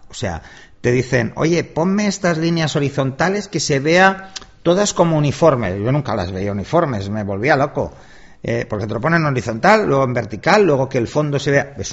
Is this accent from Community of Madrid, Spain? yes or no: no; Palma, Balearic Islands, Spain; yo nací en Palma de Mallorca, que eso mucha gente no lo sabe.